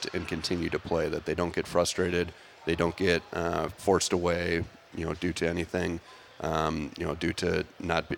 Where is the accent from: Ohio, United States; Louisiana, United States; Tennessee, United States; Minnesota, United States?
Minnesota, United States; Bloomington; moved away as an adult; to be back in my home state, I grew up in Bloomington, right down the road